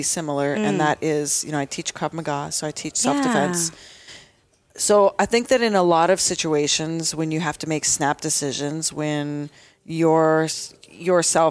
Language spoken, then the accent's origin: English; United States; also born or lived in Toronto; now in Colorado, United States; I was born and raised in the United States